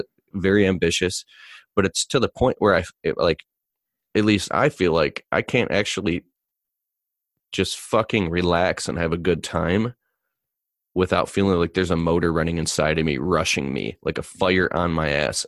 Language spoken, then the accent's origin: English; Michigan, United States; I'm from Michigan